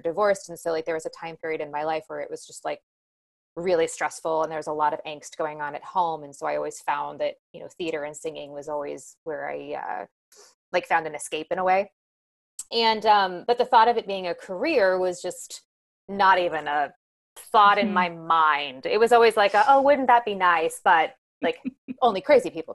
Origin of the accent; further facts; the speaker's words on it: Overland Park, Kansas, United States; moved away as an adult; also born or lived in West Virginia / Michigan; now in New York, United States; So I am from Kansas City, from Overland Park, Kansas. It's a suburb outside of Kansas City on the Kansas side.